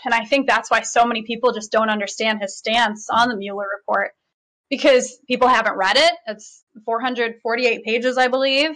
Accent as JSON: {"language": "English", "region": "Michigan", "country": "United States", "tie": "born or raised there", "said": "I'm born and raised in Michigan"}